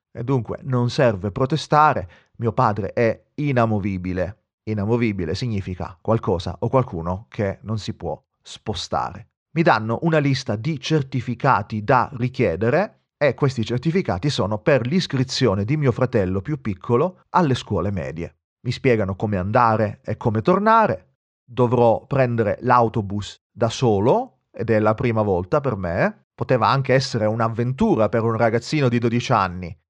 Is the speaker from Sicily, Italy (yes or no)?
yes; Sicily, Italy; moved away